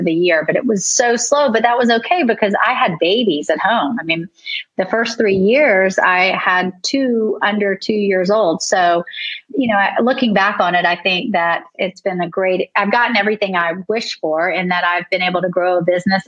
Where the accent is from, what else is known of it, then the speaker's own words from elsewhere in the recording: Charleston, South Carolina, United States; also born or lived in New York; I grew up in Charleston.